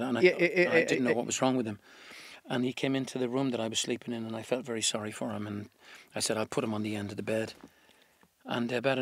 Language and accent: English; Ireland; being really proud about being Irish